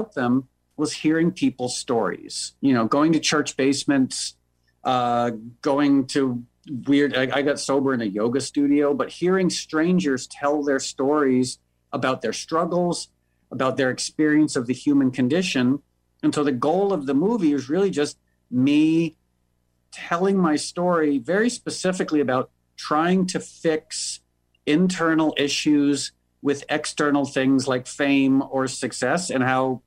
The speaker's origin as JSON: {"language": "English", "region": "New York", "country": "United States", "tie": "born or raised there", "moved": "as an adult", "lives_now": "Los Angeles, United States", "said": "I was born and raised in New York, but I moved to LA about 12 years ago."}